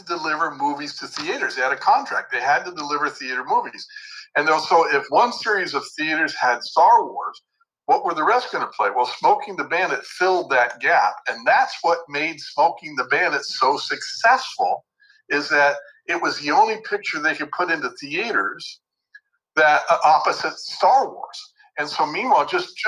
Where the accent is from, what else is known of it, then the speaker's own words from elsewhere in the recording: Beverly Hills, California, United States; I actually grew up in Beverly Hills